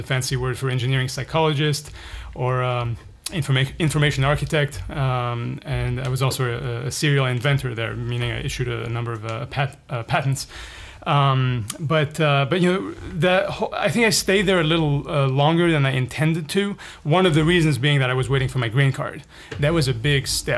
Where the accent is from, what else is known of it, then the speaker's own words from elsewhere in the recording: Paris, Île-de-France, France; moved away as an adult; also born or lived in Lebanon / Bay Area, California; now in California, United States; I ended up growing up in Paris for the next 15 years.